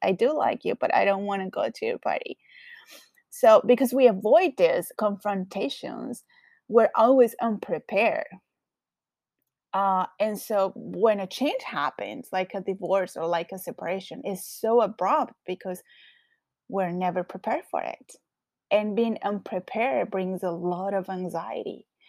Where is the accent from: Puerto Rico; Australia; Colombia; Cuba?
Colombia; English is a second language; now in Los Angeles, United States; I currently live in LA, but I am originally from Colombia. So, yes, I do have a very strong accent